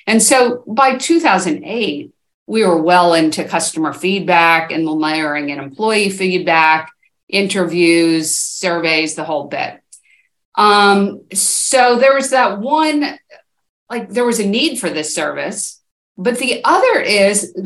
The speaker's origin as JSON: {"language": "English", "region": "East Coast", "country": "United States", "also_born_or_lived": "Seattle", "moved": "yes", "lives_now": "Portland, United States", "said": "I'm from the East Coast originally, but I've been in Seattle and Portland now for a very long time."}